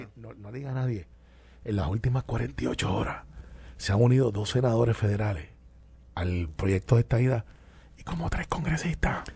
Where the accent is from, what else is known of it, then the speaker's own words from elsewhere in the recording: Puerto Rico; Yo soy puertorriqueño con ciudadanía americana y orgullo lo llevo